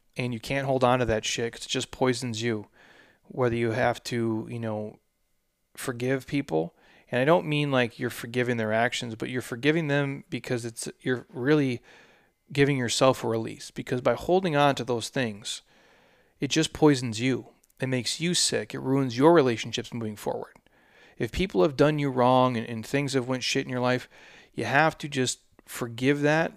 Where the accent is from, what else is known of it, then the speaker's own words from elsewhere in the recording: Minnesota, United States; I'm from Minnesota